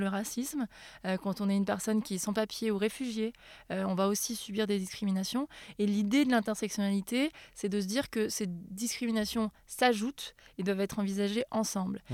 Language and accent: French; Auvergne-Rhône-Alpes, France; moved away; chez moi en Auvergne